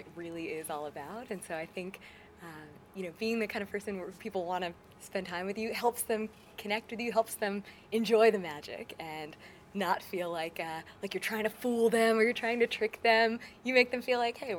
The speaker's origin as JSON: {"language": "English", "region": "New York", "country": "United States", "tie": "born or raised there", "moved": "as an adult", "lives_now": "Las Vegas, United States", "said": "I grew up in New York"}